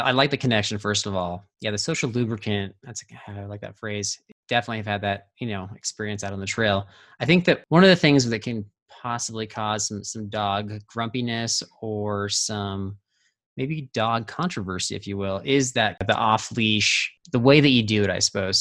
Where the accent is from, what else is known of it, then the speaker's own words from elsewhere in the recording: Orange County, California, United States; moved away; also born or lived in Colorado; I grew up in the Orange County